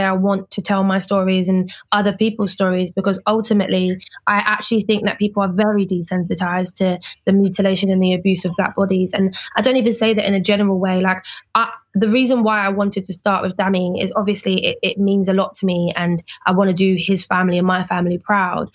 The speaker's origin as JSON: {"language": "English", "region": "London", "country": "United Kingdom", "said": "I am from Peckham"}